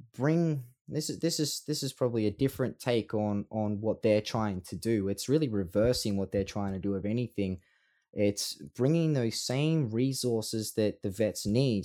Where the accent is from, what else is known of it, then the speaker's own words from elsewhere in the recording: Australia; Australians love Australians